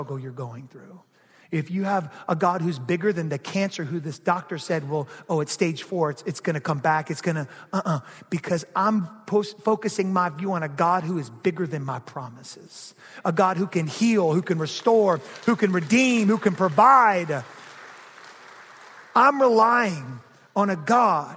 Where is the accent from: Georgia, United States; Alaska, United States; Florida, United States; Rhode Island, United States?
Georgia, United States; I grew up in Georgia